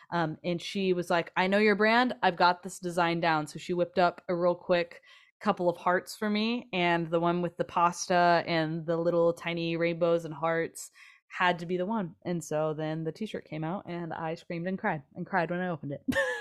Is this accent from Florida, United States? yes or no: no; Kansas City, Missouri, United States; also born or lived in Nashville; Growing up in Kansas City